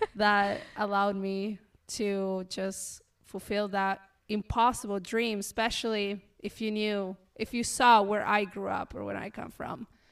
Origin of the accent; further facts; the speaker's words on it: Colonia Segovia, Mendoza, Argentina; moved away as an adult; also born or lived in Peru; now in Kentucky, United States; I grew up in a very, very, very remote town called Colonia Segovia